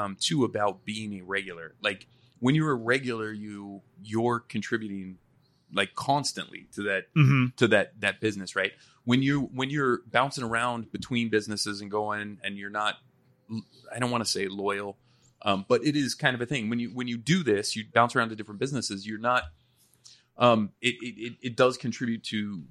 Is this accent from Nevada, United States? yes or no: yes; Nevada, United States; moved away; I'm from Nevada originally